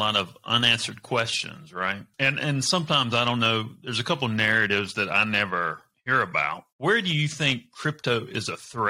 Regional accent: the South, United States; also born or lived in North Caldwell, New Jersey; now in Charleston, United States; me being from the South myself

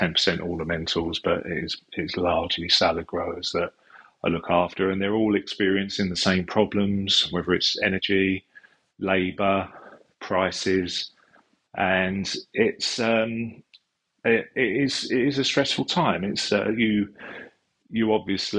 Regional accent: Epping Forest, East of England, United Kingdom; also born or lived in London; I was born in London, but brought up in Epping Forest, which is part of the Lee Valley.

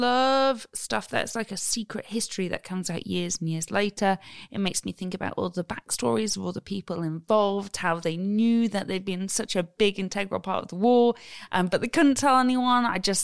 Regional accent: North Wales, United Kingdom; I'm from North Wales.

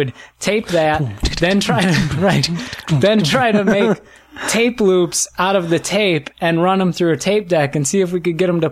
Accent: Wisconsin, United States; Northern, right on the state line between Illinois and Wisconsin

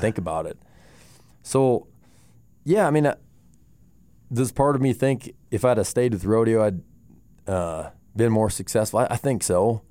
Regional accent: Moorcroft, Wyoming, United States; growing up in Moorcroft

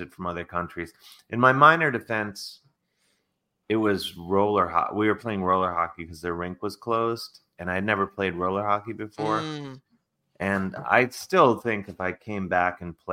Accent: Cleveland, Ohio, United States; I'm from Cleveland

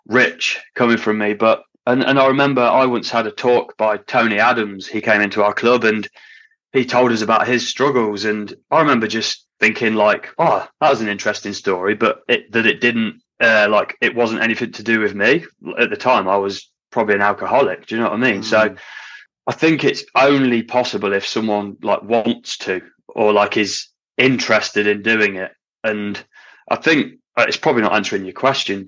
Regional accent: Hinckley, East Midlands, United Kingdom; moved away as an adult; if I lived back in my hometown in Hinckley

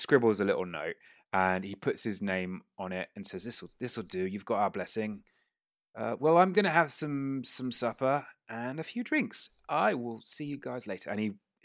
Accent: England, United Kingdom; We are five boys from Britain, specifically England

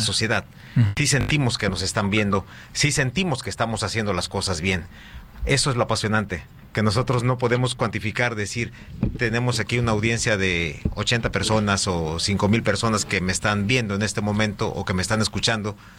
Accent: Acapulco, Guerrero, Mexico; Yo nací aquí en Acapulco. Soy acapulqueño eh, y siempre he estado aquí en Acapulco

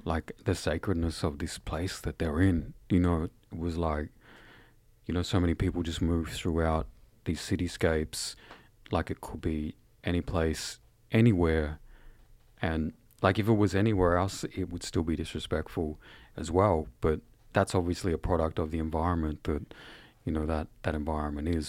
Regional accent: Shepparton, Victoria, Australia; also born or lived in Mooroopna; I was born in the township by the name of Shepparton, and I was raised, um, in the Shepparton area

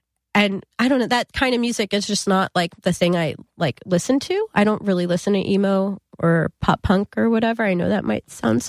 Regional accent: New Jersey, United States; I mean, we all happen to be from Jersey, but I'm from North Jersey.

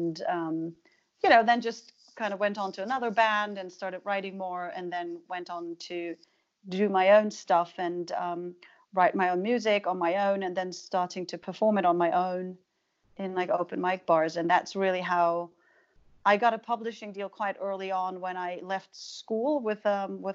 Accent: Germany; moved away; I was from Germany

